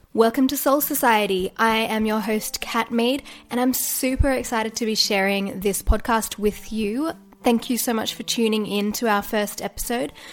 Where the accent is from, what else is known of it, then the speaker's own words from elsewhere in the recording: Australia; accent: Australian; also born or lived in Newcastle, New South Wales; I am a yoga teacher based in Newcastle, New South Wales, and if you can't tell from the accent, I am Australian.